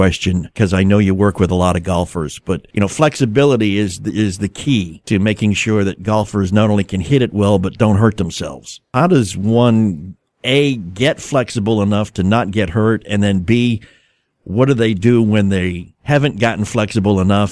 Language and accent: English; New England, United States; moved away; I'm from New England originally